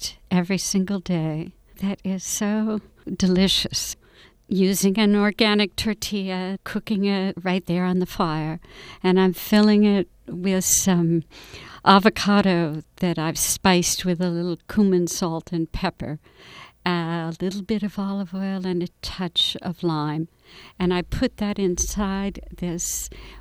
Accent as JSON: {"language": "English", "region": "New Jersey", "country": "United States", "tie": "born or raised there", "said": "I grew up in New Jersey in the 50s"}